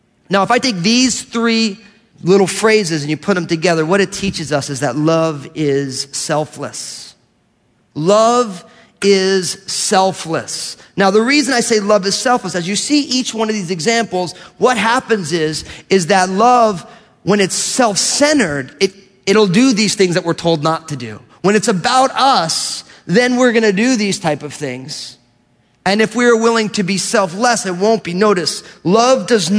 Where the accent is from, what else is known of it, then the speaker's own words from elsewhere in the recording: New Jersey, United States; I'm from New Jersey